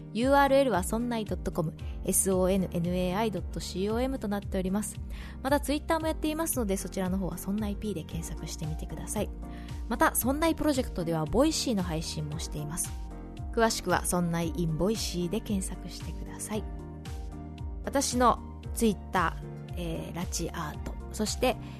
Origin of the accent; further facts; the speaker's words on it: Shizuoka, Japan; 静岡の地元